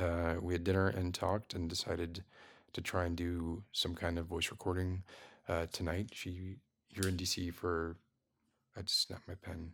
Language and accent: English; Miami, Florida, United States; was born and raised in Miami